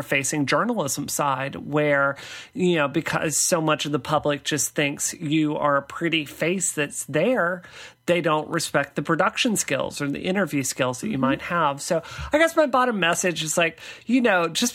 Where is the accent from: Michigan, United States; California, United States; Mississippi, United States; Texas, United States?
Mississippi, United States; Growing up in Mississippi, I fit in perfectly.